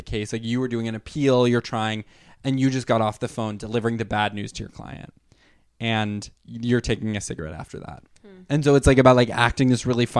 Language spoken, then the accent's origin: English; New York City, New York, United States; growing up in New York City